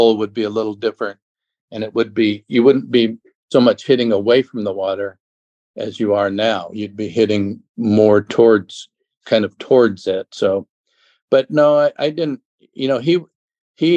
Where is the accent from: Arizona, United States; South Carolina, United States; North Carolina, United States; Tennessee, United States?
Arizona, United States; Phoenix; I grew up in Phoenix